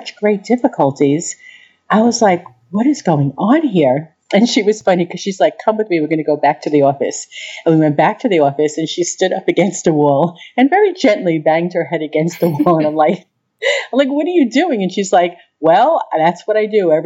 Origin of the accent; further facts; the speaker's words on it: Long Island, New York, United States; moved away as an adult; now in Peoria, United States; I'm from Long Island